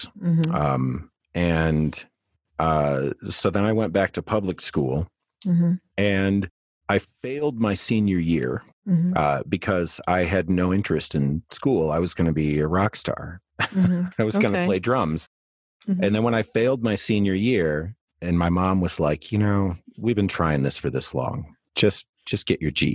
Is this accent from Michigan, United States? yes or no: yes; Saginaw, Michigan, United States; I grew up in Saginaw, Michigan